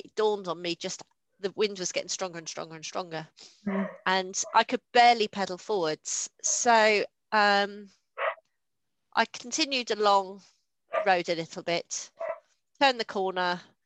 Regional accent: Kent, South East England, United Kingdom; moved away; I grew up in Kent

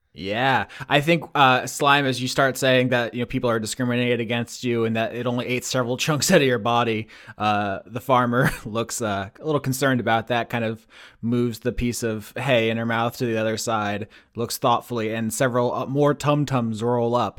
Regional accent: Florida, United States; moved away as an adult; now in Pennsylvania, United States; I had moved there from Florida, where I lived my entire thirty years so far

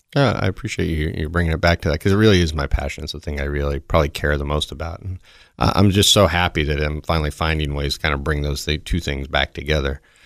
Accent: the South, United States; moved away; I grew up in the South with, you know, just around cars

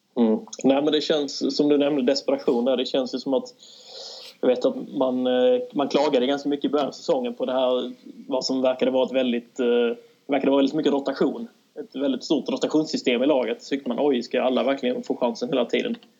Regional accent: Kristianstad, Skåne, Sweden; moved away as an adult; also born or lived in Kalmar; now in Malmö, Sweden; född och uppvuxen i Kristianstad

